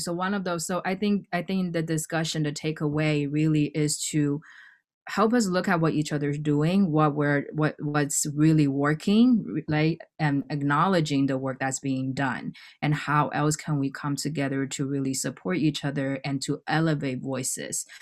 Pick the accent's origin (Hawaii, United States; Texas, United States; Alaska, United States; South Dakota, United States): Hawaii, United States; moved away as an adult; now in New York, United States; I didn't grow up in New York. I grew up in Hawaii